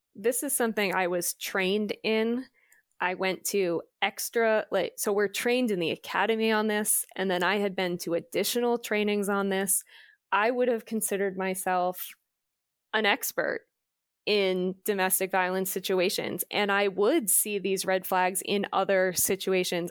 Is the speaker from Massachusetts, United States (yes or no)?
yes; Massachusetts, United States; We grew up in Massachusetts, which is on the East Coast